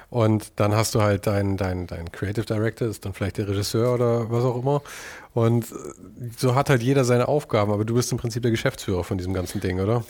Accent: Munich, Bavaria, Germany; moved away; also born or lived in Los Angeles; Ich komme aus München

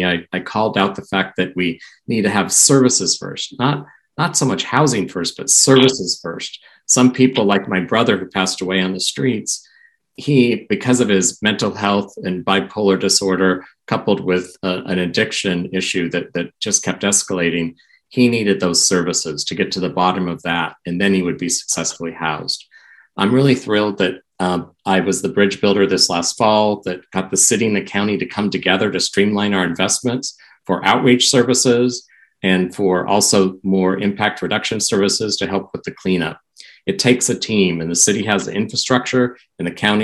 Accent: Portland, Oregon, United States; moved away as an adult; Portland's my hometown. I'm a graduate of Roosevelt High School

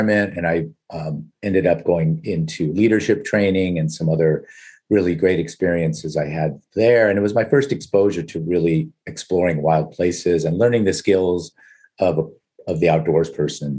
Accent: Culver City, California, United States; also born or lived in Los Angeles (Crenshaw), California; I'm from Los Angeles, certainly the definitive concrete jungle. And from the inner city, I lived in the Crenshaw area there till I was about six. And then my family moved to Culver City

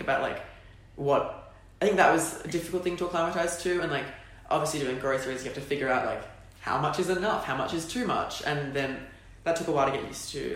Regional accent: Sydney, New South Wales, Australia; moved away as an adult; also born or lived in Perth; I was from Sydney

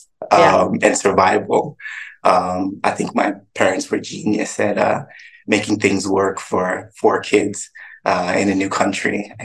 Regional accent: Toronto, Ontario, Canada; moved away; also born or lived in Atlanta; I grew up in Scarborough in Toronto, Canada.

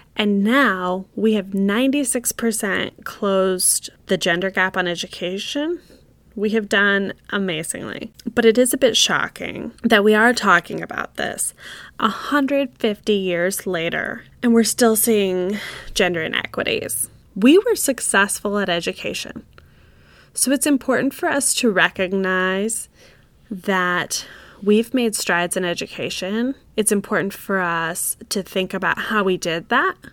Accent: United States; as an American woman.

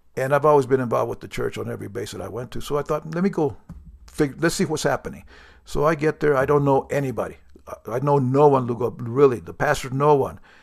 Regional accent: New Mexico, United States; I'm from New Mexico, which we, our motto is the land of enchantment

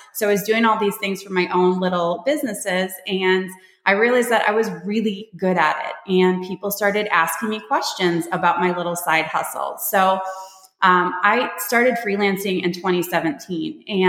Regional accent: Michigan, United States; also born or lived in Panama; now in Texas, United States; I'm originally from Michigan. I've moved all over the place. I live in Texas now. I moved here from Panama.

